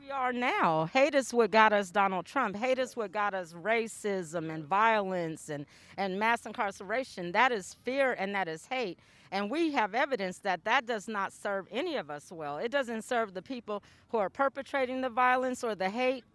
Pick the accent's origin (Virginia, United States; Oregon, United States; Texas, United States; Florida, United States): Oregon, United States; Portland; I grew up in this part